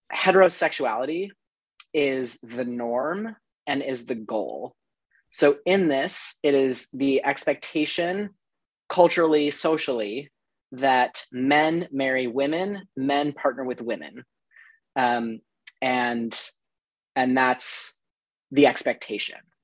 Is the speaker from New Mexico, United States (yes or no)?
yes; New Mexico, United States; now in Brooklyn, United States; I'm originally from New Mexico. Um, I played ice hockey all growing up.